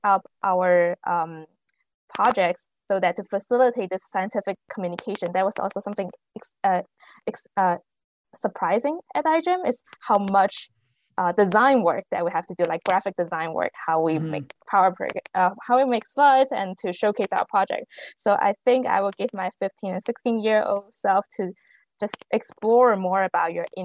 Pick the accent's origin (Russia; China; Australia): China; moved away as an adult; now in Canada; I grew up in China, and then I came to Canada for undergrad